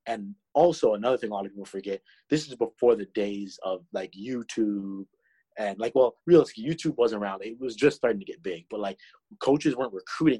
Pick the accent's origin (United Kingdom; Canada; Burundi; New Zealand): Canada; Toronto, Ontario; I was from Toronto, the closest team is Buffalo